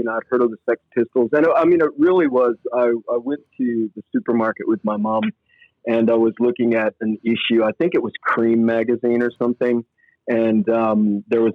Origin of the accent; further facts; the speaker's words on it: Port Hueneme, California, United States; moved away as an adult; also born or lived in Oxnard, California; now in Melbourne, Australia; I don't even come from Oxnard. I'm from Port Hueneme, California